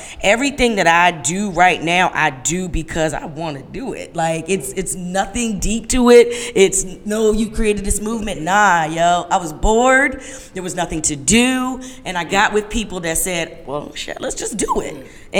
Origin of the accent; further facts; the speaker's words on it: Hampton, Virginia, United States; now in Richmond, United States; I'm not from Richmond. {S5} Right. {S11} You know, I'm Hampton. I'm Tidewater.